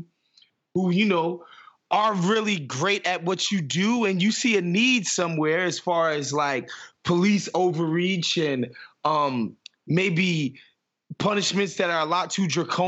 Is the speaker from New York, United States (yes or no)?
yes; New York City, New York, United States; because I'm from Queens